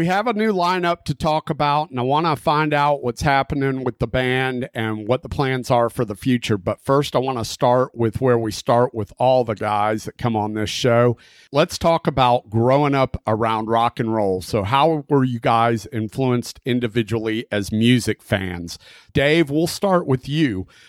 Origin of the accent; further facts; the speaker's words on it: Southern United States, United States; born there; I was born in the South and you sound Southern as hell.